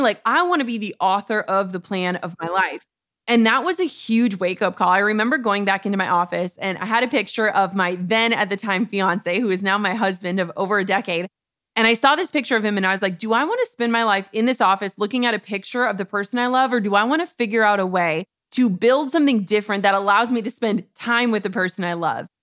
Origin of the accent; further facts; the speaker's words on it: Minnesota, United States; we're from Minnesota